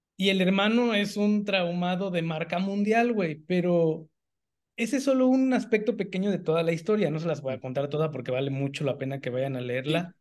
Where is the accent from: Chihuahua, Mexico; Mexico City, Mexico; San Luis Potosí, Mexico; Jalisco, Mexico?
Mexico City, Mexico; moved away; yo vengo de la Ciudad de México, que es la ciudad más grande del país, y luego me fui a vivir a un par de estados más.